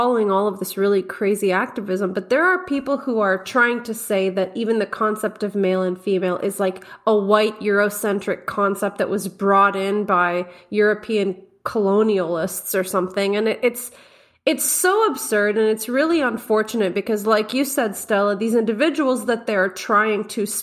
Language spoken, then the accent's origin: English; Montreal, Quebec, Canada; my family is from Egypt, but I was born and raised in the West, born in Montreal